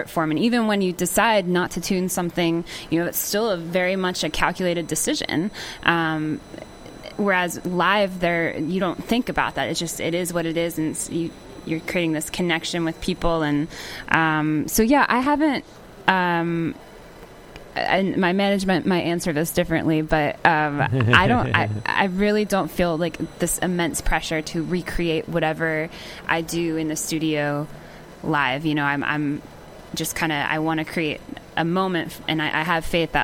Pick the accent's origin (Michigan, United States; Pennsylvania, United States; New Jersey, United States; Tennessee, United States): Pennsylvania, United States; born or raised there; now in Nashville, United States